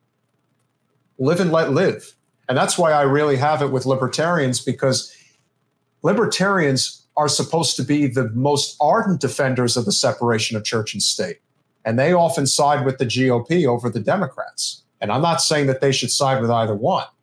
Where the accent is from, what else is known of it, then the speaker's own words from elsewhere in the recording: Northeast, United States; growing up in the Northeast, you know, where I come from